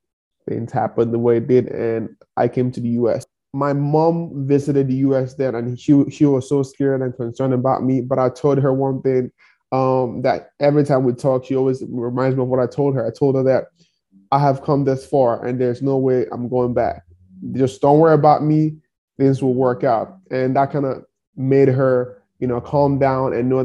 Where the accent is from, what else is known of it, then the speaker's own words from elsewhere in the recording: Nigeria; moved away as an adult; now in Kansas City, United States; I grew up in one of the poorest towns in Nigeria